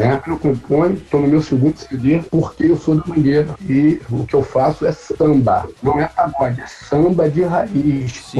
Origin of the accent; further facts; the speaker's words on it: Rio de Janeiro, Brazil; aonde eu nasci, uma comunidade que ela é conhecida a Mangueira